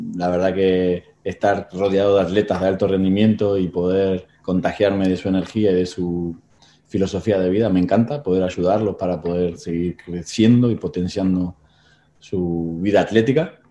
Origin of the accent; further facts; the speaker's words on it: Tigre, Buenos Aires Province, Argentina; moved away as an adult; now in Spain; nací en Buenos Aires, Argentina, allá en 1976